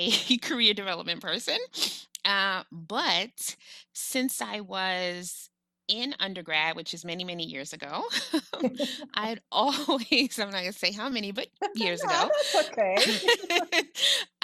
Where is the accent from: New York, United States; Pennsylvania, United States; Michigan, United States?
New York, United States; New York City; I'm a Black woman from New York City.